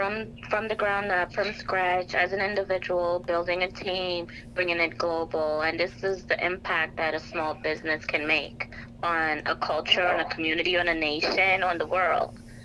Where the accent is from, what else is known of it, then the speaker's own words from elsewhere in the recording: Trinidad & Tobago; So I am Trinidadian, and in our culture, the steel pan or the steel drum is part of our culture, is part of our music